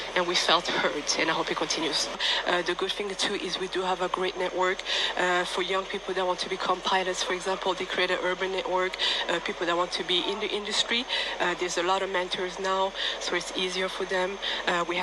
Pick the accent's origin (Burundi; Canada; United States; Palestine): Burundi; moved away; I am from Burundi